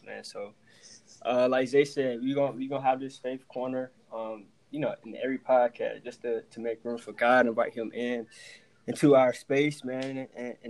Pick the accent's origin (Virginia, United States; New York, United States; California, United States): Virginia, United States; Chesapeake; born and raised in Chesapeake, Virginia. Stand up, two down, 757